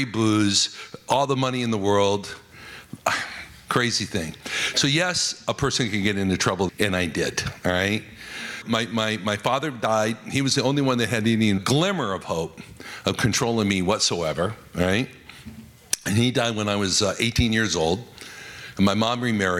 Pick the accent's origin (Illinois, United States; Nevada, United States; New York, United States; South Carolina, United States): Nevada, United States; Las Vegas; I was raised in Las Vegas, Nevada